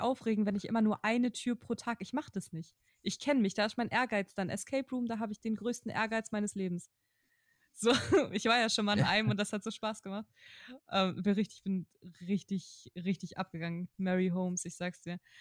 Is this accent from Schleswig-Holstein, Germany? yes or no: yes; Kiel, Schleswig-Holstein, Germany; moved away; Mettenhof, ohne Scheiß, da wo ich aufgewachsen bin